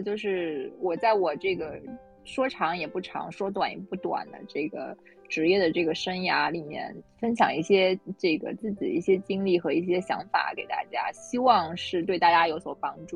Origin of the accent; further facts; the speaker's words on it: Zhejiang, China; 然后我是来自浙江的。